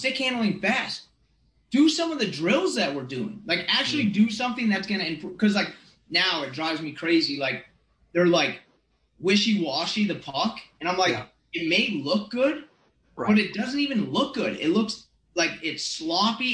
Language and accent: English; Burlington, Vermont, United States; born or raised there